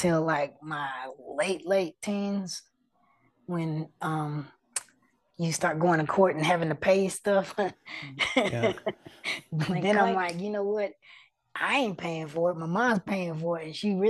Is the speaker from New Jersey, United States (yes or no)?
no; Oklahoma City, Oklahoma, United States; accent: city hood; It was in the hood and urban areas of Oklahoma City, not the res, which is why we got the city hood accent